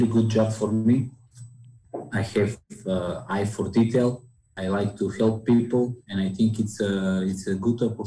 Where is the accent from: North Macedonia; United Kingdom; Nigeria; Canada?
North Macedonia; Kočani; I'm from Macedonia